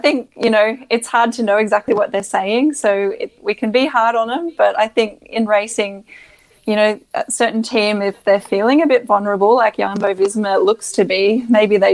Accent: Australia; As an Australian, you kind of feel a bit lazy that you don't have to speak any other language.

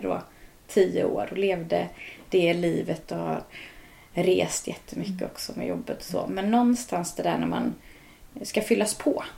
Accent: Örsås, Västra Götaland, Sweden; born or raised there; moved away as an adult; now in Dals Rostock, Sweden

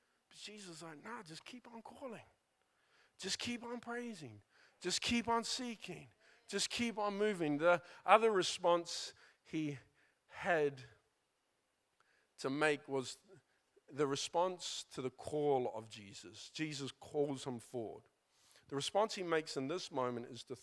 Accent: New Zealand; Growing up in New Zealand

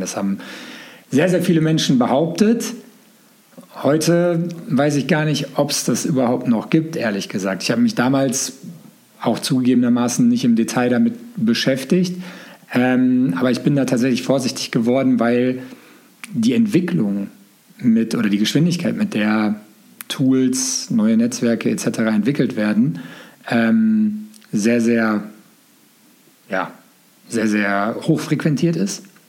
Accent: Gelsenkirchen, North Rhine-Westphalia, Germany; Aus Gelsenkirchen komme ich tatsächlich

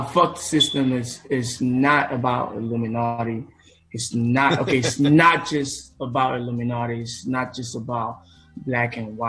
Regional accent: Nigeria; moved away; I'm from Nigeria, and Nigeria is the western part of Africa.

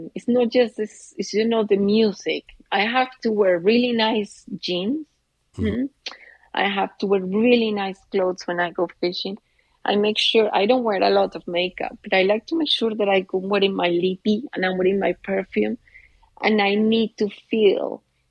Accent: Colombia; born there; English is a second language; moved away; Yes, I was born in Colombia

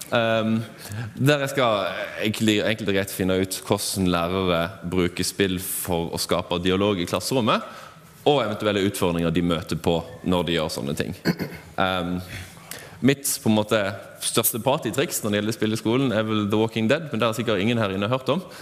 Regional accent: Flekkefjord, Agder, Norway; Hva skal vi si? Jeg er fra Flekkefjord.

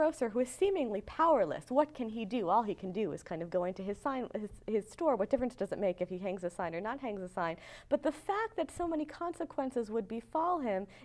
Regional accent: United States; I say this as an American

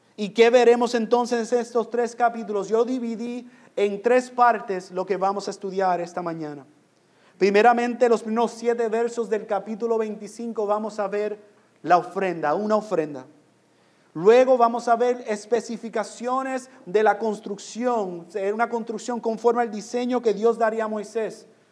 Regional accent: Puerto Rico; moved away; also born or lived in New York; aunque yo nací en Nueva York, yo soy puertorriqueño. Yo viví en Puerto Rico.

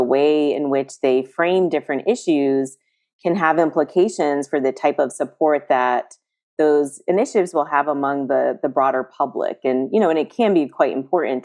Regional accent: East Coast, United States; moved away; I'm from the East Coast

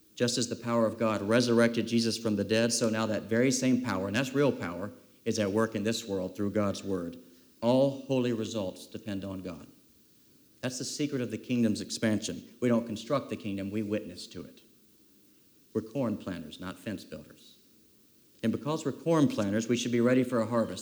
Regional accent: South Carolina, United States; many, many summers growing up in South Kakalaki also known as South Carolina

